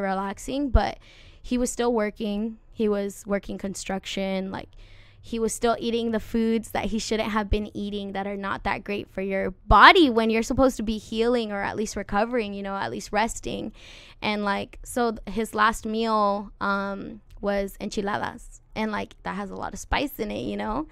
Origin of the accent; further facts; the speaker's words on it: Santa Maria, California, United States; also born or lived in Lompoc, California; I was born in Santa Maria, um, and then I we moved to Lompoc when I was about like eight years old